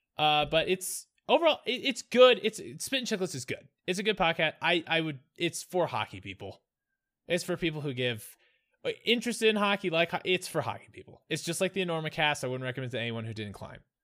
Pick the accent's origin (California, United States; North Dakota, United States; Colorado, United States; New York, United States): Colorado, United States; growing up in Colorado